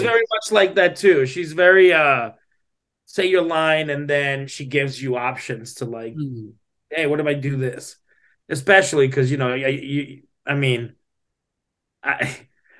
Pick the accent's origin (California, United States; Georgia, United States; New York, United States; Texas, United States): Texas, United States; Laredo; I'm from Laredo, Texas